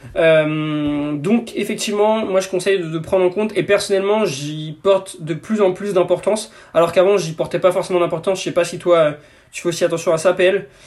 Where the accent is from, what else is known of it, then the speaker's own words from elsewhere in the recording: Breton, Brittany, France; on est breton